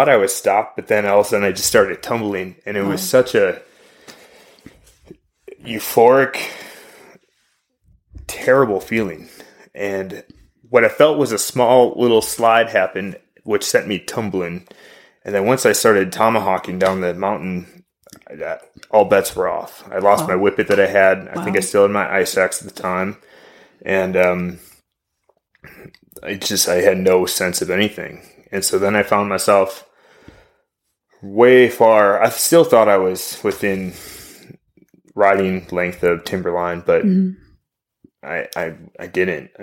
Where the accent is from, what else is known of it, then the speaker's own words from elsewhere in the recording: Wisconsin, United States; now in Oregon, United States; brought me out to Oregon from Wisconsin originally.